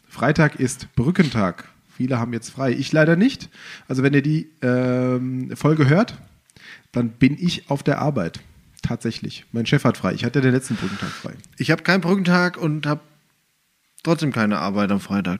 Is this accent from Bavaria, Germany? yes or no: no; Rodgau, Hesse, Germany; als Jugendlicher in Rottgau